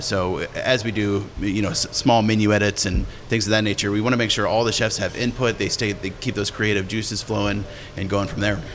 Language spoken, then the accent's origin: English; Fort Worth, Texas, United States; I'm from Fort Worth